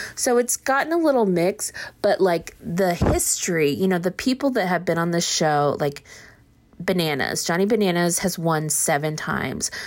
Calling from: Austin, Texas, United States; I'm calling from Austin

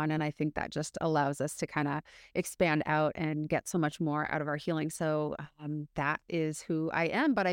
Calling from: Seattle, Washington, United States; I, I am coming from Seattle Seattle, Washington in the States.

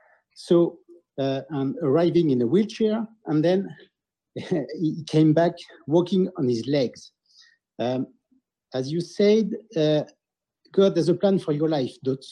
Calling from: Vendée, Pays de la Loire, France; So I'm calling you from Vendée in France.

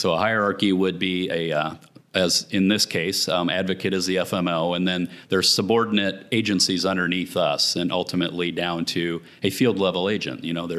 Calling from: Dallas, Texas, United States; Dallas, Texas.

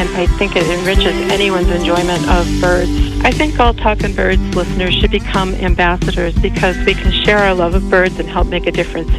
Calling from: Gloucester, Massachusetts, United States; I'm calling from Gloucester, Massachusetts.

